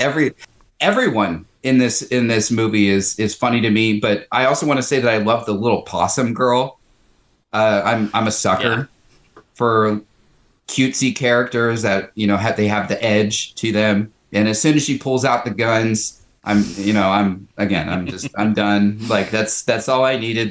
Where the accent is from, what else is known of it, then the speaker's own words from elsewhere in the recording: the South, United States; growing up in the South